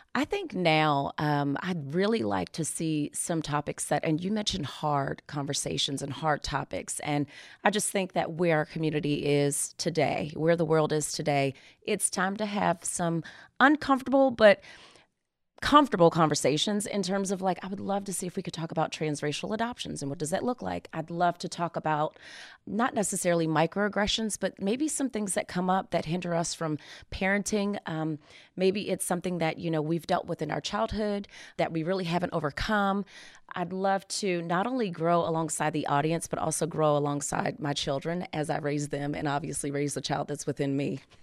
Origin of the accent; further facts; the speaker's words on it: Maryland, United States; moved away as an adult; I am actually from Maryland